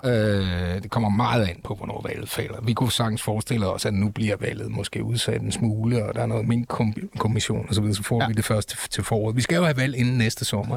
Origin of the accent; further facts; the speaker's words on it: Aalborg, North Denmark Region, Denmark; Jeg er født i Aalborg